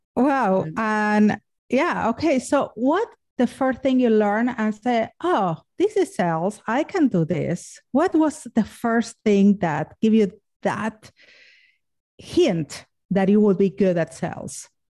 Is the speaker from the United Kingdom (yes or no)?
no; Argentina; moved away; I'm from Argentina and ergo the sexy accent.